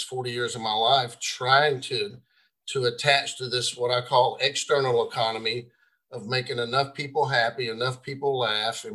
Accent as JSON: {"language": "English", "town": "Marshall", "region": "Texas", "country": "United States", "tie": "born or raised there", "said": "moved into what I call a poor side of my hometown, Marshall, Texas"}